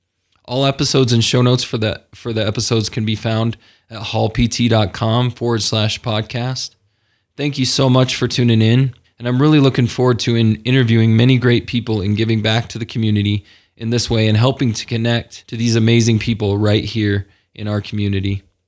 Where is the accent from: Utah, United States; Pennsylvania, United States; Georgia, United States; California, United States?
Utah, United States; Salt Lake City; also born or lived in Kansas; I grew up here in Salt Lake City most of my life. I was born in Kansas, but spent most of my years right here in the local Salt Lake area.